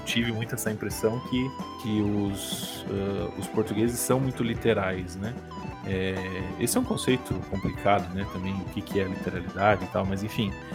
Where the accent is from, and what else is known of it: Brazil